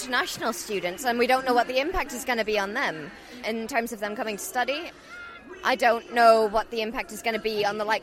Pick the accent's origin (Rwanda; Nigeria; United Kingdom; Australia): United Kingdom; Northern Ireland; I'm Northern Irish